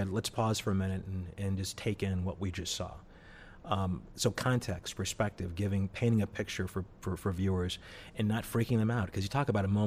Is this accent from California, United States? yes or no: no; St. Louis, Missouri, United States; St. Louis, Missouri. Louis? Very much like Cleveland.